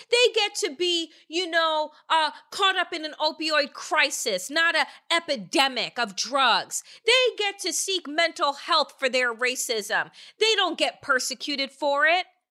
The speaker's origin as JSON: {"language": "English", "area": "Eastern Long Island", "region": "New York", "country": "United States", "tie": "born or raised there", "said": "when I was growing up on Eastern Long Island"}